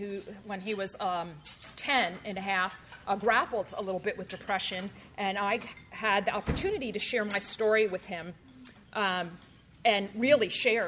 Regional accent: New Jersey, United States; now in Palo Alto, United States; I grew up in New Jersey

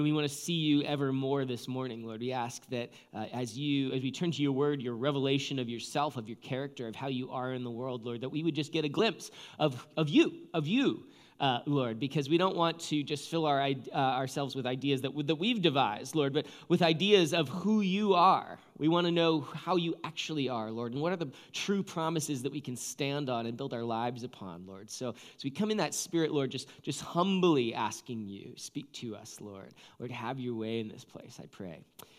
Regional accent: Seattle, Washington, United States; Well, we're from Seattle, so we know about this stuff.

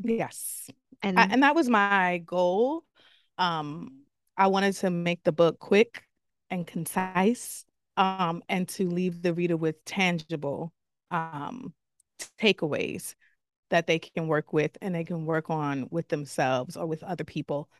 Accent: New York City, New York, United States; I'm from the Bronx, born and raised.

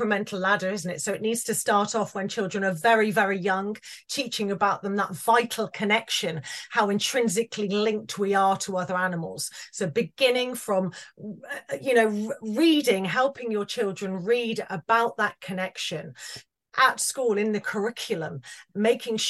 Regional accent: Wales, United Kingdom; it was very much a Welsh farm and a Welsh community

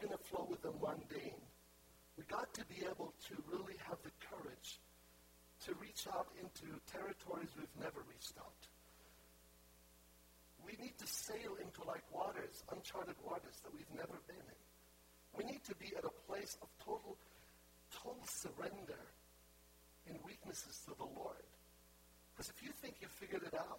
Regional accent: Lebanon; moved away; also born or lived in Haifa, Israel; I was born in Haifa, I'm Palestinian. My family are pure Palestinians. I was born in the Holy Land. And when I was 1 year old, my family moved to Lebanon

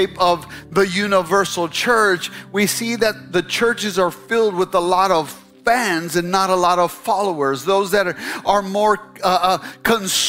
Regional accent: Chicago, Illinois, United States; moved away as an adult; now in Texas, United States; I'm from the north. And when I came to Texas back in 1990, I graduated college, went to Bible school. And when I came down from Chicago

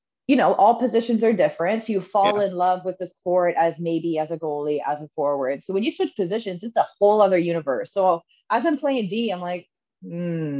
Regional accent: Ottawa, Ontario, Canada; I grew up in Ottawa and started playing the second I could walk

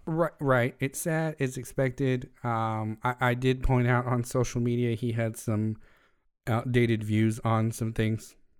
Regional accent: United States; As an American

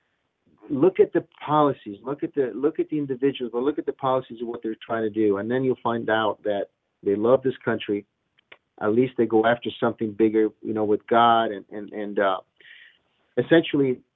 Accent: Rome, Lazio, Italy; now in United States; from a kid, you know, growing up in Rome, Italy, and looking up to America

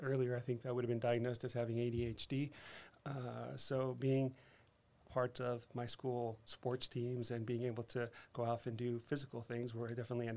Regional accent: El Paso, Texas, United States; also born or lived in Seattle, Washington / Denver, Colorado / Boston, Massachusetts; now in San Antonio, United States; I grew up in El Paso, Texas

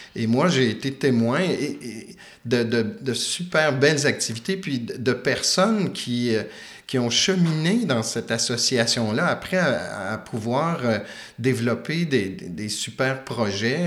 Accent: Quebec, Canada; also born or lived in Switzerland; le fait d'être québécois

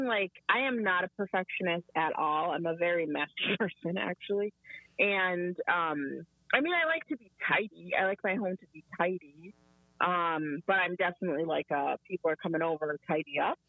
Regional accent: United States; me and my siblings were all born here in the United States

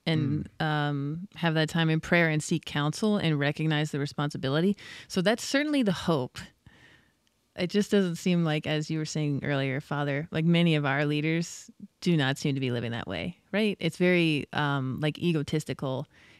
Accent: United States; Sure. As an American.

